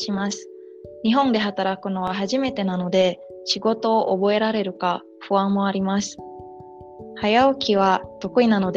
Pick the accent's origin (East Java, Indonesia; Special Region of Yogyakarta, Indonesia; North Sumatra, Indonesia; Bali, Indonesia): Bali, Indonesia; berasal dari Bali.